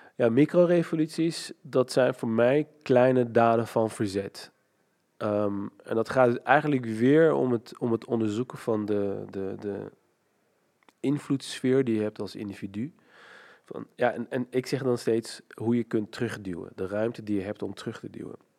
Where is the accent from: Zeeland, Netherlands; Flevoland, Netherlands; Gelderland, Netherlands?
Gelderland, Netherlands; Nijmegen; ik ben opgegroeid in Nijmegen, in Hatert, dat is een achterstandswijk.